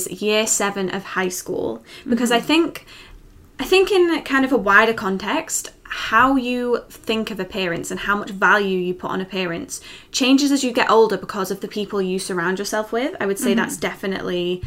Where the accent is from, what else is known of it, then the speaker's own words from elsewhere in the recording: Liverpool, North West England, United Kingdom; I grew up in Liverpool